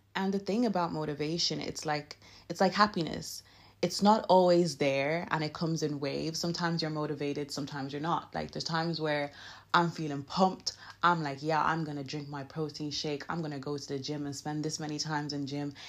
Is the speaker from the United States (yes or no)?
no; Nigeria; I'm Nigerian, so my English is a bit, you know, shaky